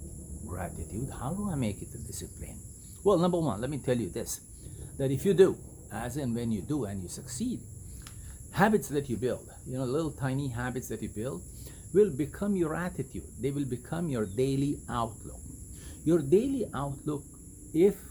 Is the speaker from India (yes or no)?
yes; India; moved away; I was born and raised in India